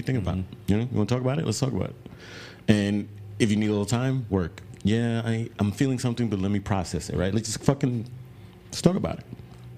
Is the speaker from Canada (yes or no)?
no; New York City, New York, United States; now in Texas, United States; Like I came here from New York City, bro. And I keep coming the fuck back, bro. I don't want to go back.